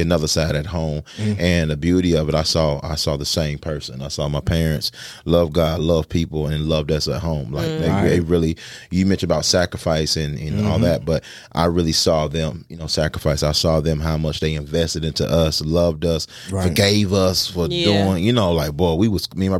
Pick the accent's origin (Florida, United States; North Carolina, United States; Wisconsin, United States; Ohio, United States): North Carolina, United States; Fayetteville; moved away as an adult; also born or lived in Greensboro, North Carolina; Fayetteville's home. Fayetteville's home and landed me in Greensboro because of sports